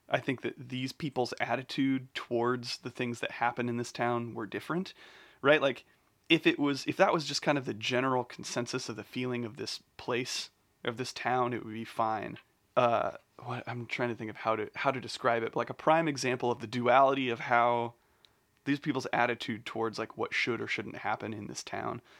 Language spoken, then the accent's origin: English; Bloomington, Indiana, United States; I'm just from Bloomington.